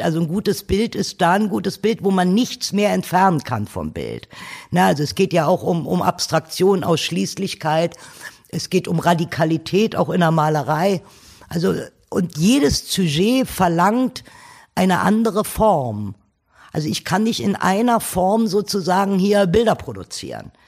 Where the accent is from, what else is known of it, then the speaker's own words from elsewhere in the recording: Berlin, Germany; 1953 in Ostberlin geboren